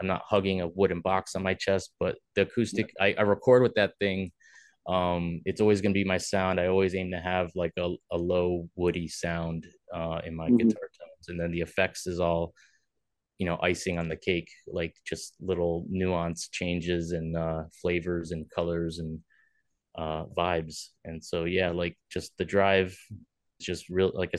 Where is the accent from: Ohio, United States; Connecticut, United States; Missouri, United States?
Connecticut, United States; Milford; I grew up in Milford, Connecticut